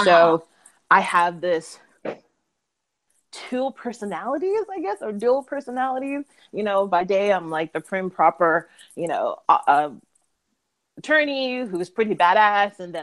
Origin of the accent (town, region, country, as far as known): Massachusetts, United States; moved away as an adult; now in New York, United States